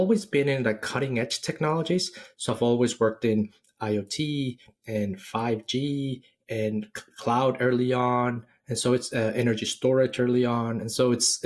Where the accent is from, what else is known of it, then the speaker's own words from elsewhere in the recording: Mexico City, Mexico; moved away as an adult; also born or lived in Silicon Valley; now in Austin, United States; I'm originally from Mexico City. I studied electronics engineering in school